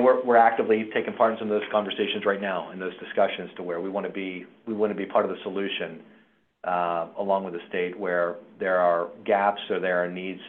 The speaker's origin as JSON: {"language": "English", "town": "Morgantown", "region": "West Virginia", "country": "United States", "tie": "born or raised there", "moved": "yes", "lives_now": "Baltimore, United States", "said": "one of the guys that's CEO at Union and Good Samaritan is also from my hometown. We catch up periodically, and it was good to connect with him, TJ Sanker, Thomas Sanker, but two Morgantown guys"}